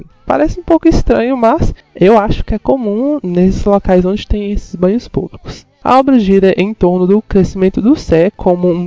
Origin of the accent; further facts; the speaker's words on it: Montes Claros, Minas Gerais, Brazil; sou de Montes Claros